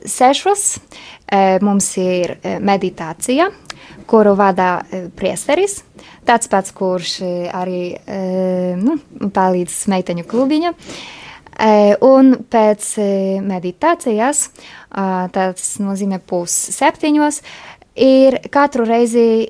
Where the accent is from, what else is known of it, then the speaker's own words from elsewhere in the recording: Poland; Latvian is a second language; moved away as an adult; now in Riga, Latvia; Esmu poliete